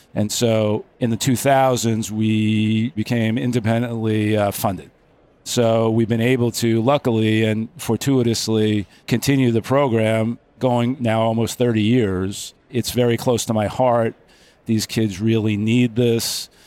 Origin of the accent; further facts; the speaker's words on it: Long Island, New York, United States; moved away as an adult; also born or lived in Albany, New York; now in Manhattan Beach, United States; I grew up on Long Island.